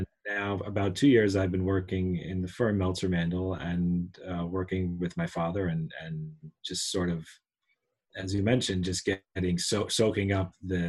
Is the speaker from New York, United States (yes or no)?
yes; New York City, New York, United States; I grew up in Manhattan.